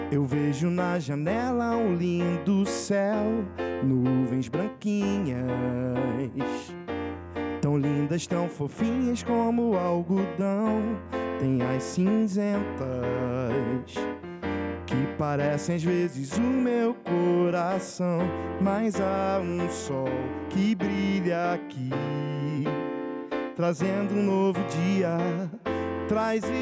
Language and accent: Portuguese; Brazil; born there; Eu vou dizer que vem de berço porque eu nasci no Brasil, né?